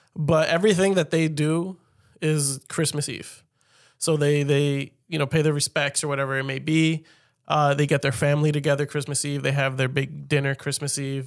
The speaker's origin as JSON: {"language": "English", "country": "United States", "said": "as an American"}